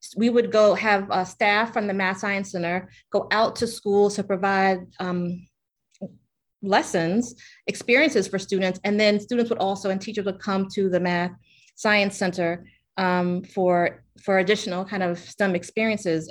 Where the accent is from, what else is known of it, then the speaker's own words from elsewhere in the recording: Richmond, Virginia, United States; moved away as an adult; also born or lived in New York City; born and raised in Richmond